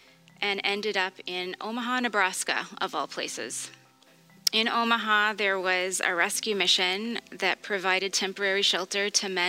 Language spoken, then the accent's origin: English; Truro, Nova Scotia, Canada; now in Portapique, Canada; I was born in Truro to loving parents who provided a stable environment for my brother and I to grow up in. For as long as I can remember, I was surrounded by a Christian community. I went to Christian school, a lot of church gatherings every week.